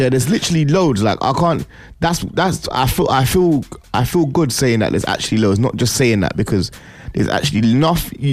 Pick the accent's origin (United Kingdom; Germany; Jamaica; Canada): United Kingdom; Birmingham, West Midlands; Even though I'm from Birmingham, I'm gonna